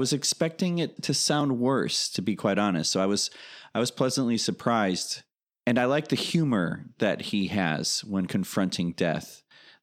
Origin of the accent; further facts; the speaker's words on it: Chicago, Illinois, United States; now in California, United States; I'm from Chicago